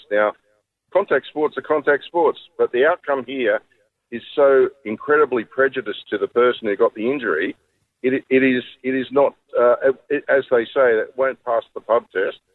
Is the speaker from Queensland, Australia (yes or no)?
no; Sydney, New South Wales, Australia; also born or lived in Penrith; when you're born in Darlinghurst